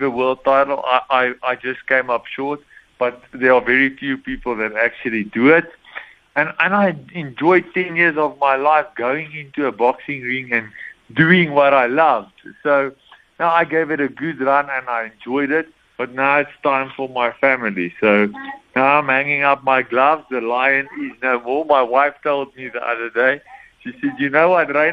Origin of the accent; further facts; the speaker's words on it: West Rand, Gauteng, South Africa; I'm from the West Range. There aren't too many pros here, pro clubs